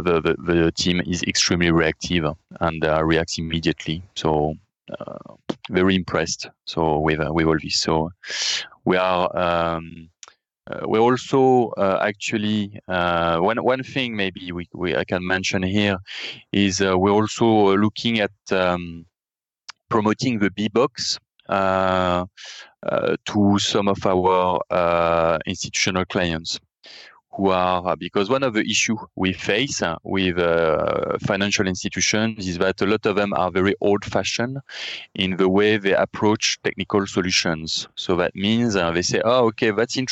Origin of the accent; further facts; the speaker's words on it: France; accent: French; English is a second language; as you understood from my accent, and I mentioned it, we are based in France